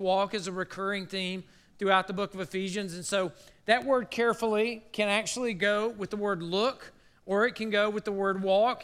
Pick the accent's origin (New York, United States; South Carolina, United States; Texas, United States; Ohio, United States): South Carolina, United States; moved away; I grew up in South Carolina